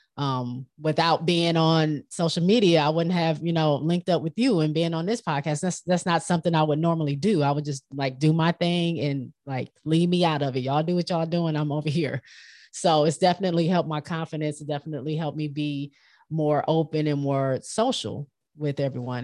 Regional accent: Michigan, United States; moved away as an adult; I grew up in Michigan, right off the lake, Lake Michigan.

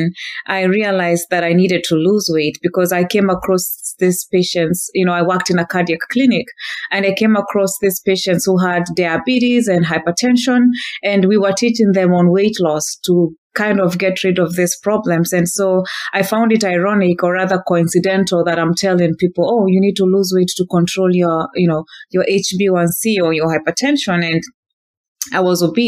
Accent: Kenya; moved away as an adult; now in Northern California, United States; I was born and raised in Kenya until the age of 26 in 2013

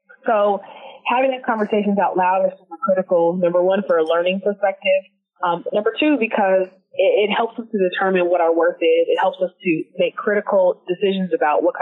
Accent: Seattle, Washington, United States; moved away as an adult; now in New York City, United States; I grew up in Seattle, so I was part of a really great coding program called the Technology Access Foundation

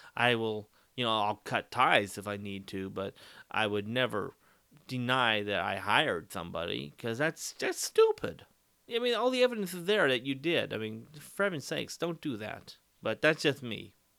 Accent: Dos Palos, California, United States; my hometown of Dallas Palace

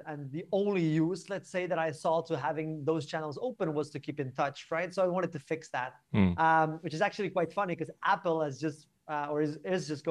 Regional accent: Barcelona, Catalonia, Spain; moved away as an adult; now in London, United Kingdom; I'm originally from Barcelona, I'm from Spain. And in 2016, I moved to the UK

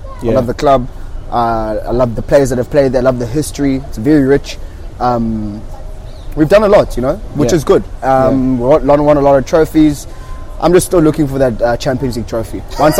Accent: Durban, KwaZulu-Natal, South Africa; I'm a DJ from Durban.

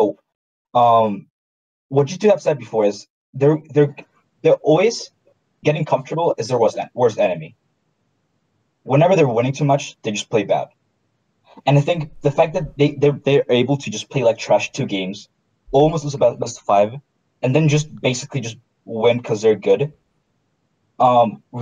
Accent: Chile; I'm Chile.

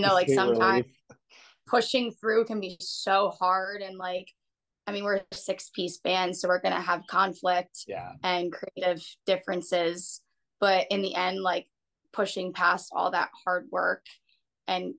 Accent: Philadelphia, Pennsylvania, United States; also born or lived in Clearwater, Florida; now in Florida, United States; we both live in Florida now. I'm originally from the Philadelphia area.

